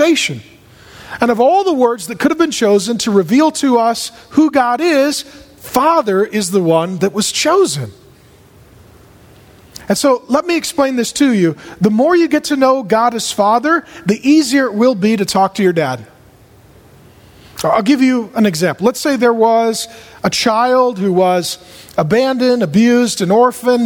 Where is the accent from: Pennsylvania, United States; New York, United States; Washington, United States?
Washington, United States; SeaTac; I grew up in SeaTac.